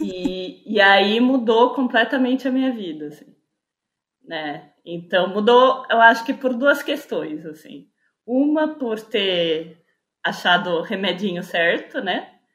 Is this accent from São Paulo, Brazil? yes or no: yes; São Paulo, Brazil; eu sou de São Paulo, capital